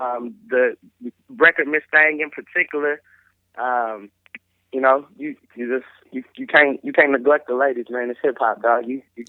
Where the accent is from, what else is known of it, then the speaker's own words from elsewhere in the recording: Texas, United States; I'm from Texas